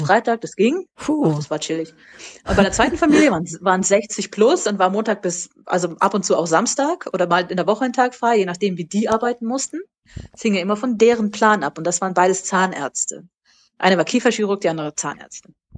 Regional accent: Germany; moved away as an adult; also born or lived in United States; für mich als Deutsche

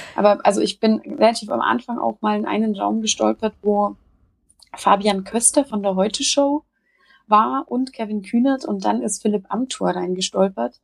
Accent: Upper Franconia, Bavaria, Germany; seit meinem zehnten Lebensjahr Vegetarierin was ähm, im Oberfränkischen äh, durchaus auf Verwunderung stieß, sowohl äh, innerhalb der Familie

